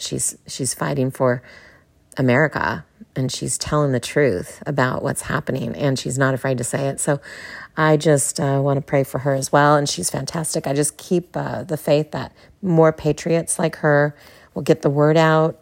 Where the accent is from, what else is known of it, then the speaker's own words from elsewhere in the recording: California, United States; moved away as an adult; now in Texas, United States; as a Californian, yeah, native Californian, now living in Texas